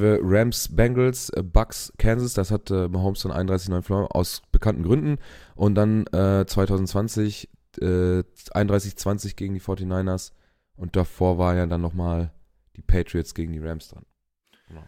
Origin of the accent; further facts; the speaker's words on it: Germany; bei uns in Europa oder in Deutschland